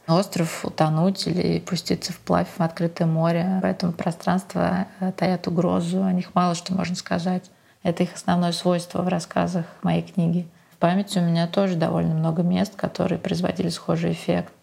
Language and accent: Russian; Moscow, Russia; moved away as an adult; now in Venice, Italy; Москвой, моим родным городом